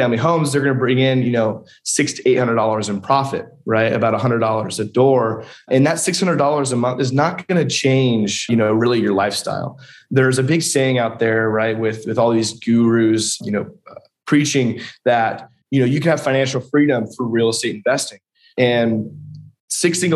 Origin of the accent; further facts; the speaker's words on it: Huntington Beach, California, United States; moved away as an adult; also born or lived in San Diego, California; now in Lexington, United States; born and raised in Huntington Beach, California